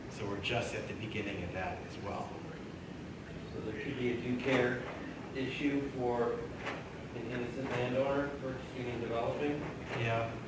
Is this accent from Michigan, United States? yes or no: yes; Michigan, United States; I grew up near Saginaw Bay